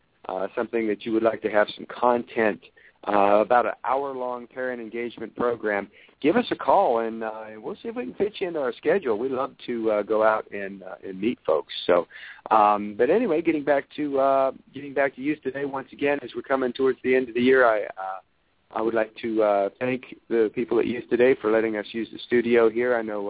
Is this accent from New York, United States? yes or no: no; West Virginia, United States; born there; since I was born in the Mountain State, even though I didn't actually grow up there.